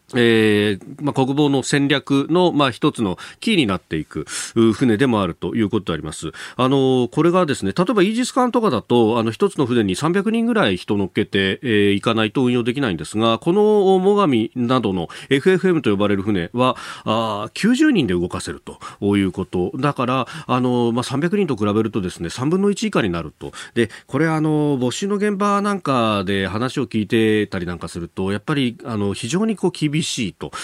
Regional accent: Yokosuka, Kanagawa, Japan; 私はあの、横須賀の出身

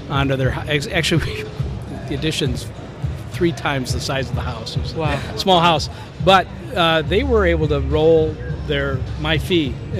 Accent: Chicago, Illinois, United States; we're from Chicago. We're in Chicago

